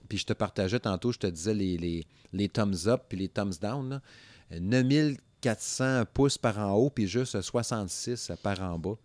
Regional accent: Quebec, Canada; moved away; dans ma région natale, n'est-ce pas? Le Saguenay-Lac-Saint-Jean

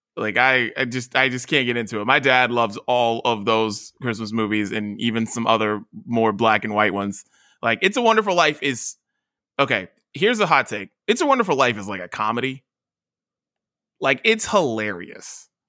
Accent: West Virginia, United States; moved away; I'm from West Virginia

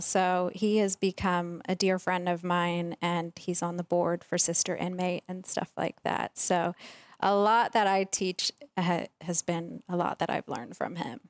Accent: Virginia, United States; we grew up in Virginia

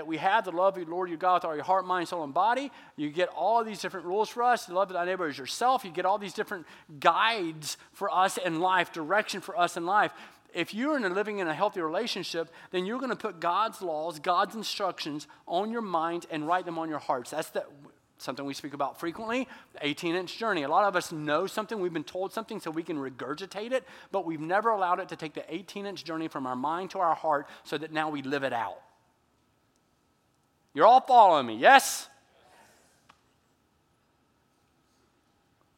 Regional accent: Georgia, United States; moved away; when I was growing up in Georgia

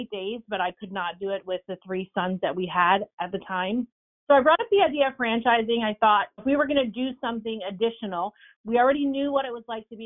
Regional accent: New Jersey, United States; now in Tennessee, United States; I'm a New Jersey girl currently living in Tennessee.

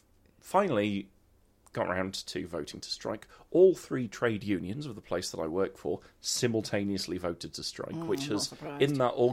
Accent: Coventry, West Midlands, United Kingdom; I'm from Coventry, it's part of my rich cultural heritage.

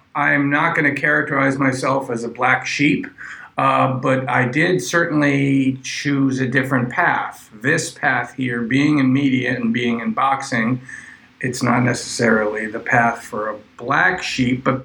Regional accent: Wellesley, Massachusetts, United States; moved away as an adult; also born or lived in Ohio; now in Brooklyn, United States; I grew up in Wellesley, Massachusetts

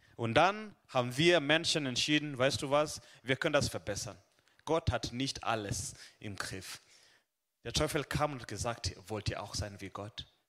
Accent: Kenya; also born or lived in Hohenlohe, Germany; now in Germany; ich komme aus, äh, aus Kenia, aber momentan leb und wohn, arbeite ich in Süddeutschland

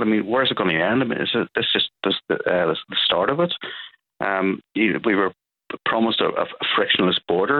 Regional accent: Northern Ireland, United Kingdom; I'm an Ulsterman, first and foremost. I'm an Irishman, second. I'm a European, third. And I'm British, which is fourth on the list.

